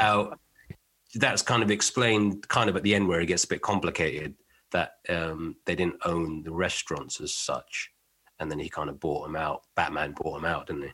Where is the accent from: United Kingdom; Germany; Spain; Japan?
United Kingdom; being British.